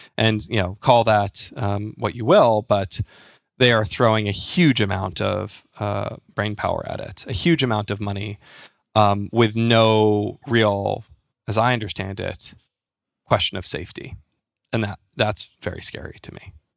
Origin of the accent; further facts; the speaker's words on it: United States; moved away as an adult; now in United Kingdom; I'm an American living in the U K. I've been here for about a decade now